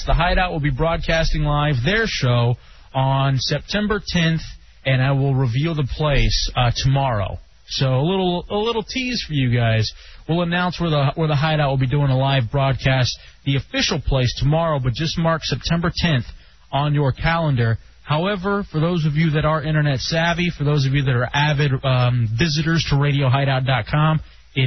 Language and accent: English; Texas, United States; moved away; As did I in Texas.